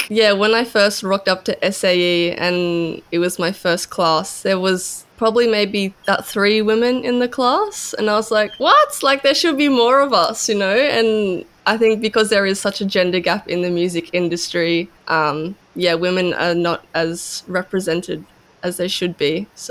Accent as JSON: {"language": "English", "town": "Kingscliff", "region": "New South Wales", "country": "Australia", "lives_now": "Byron Bay, Australia", "said": "I'm 21. I'm from Kingscliff."}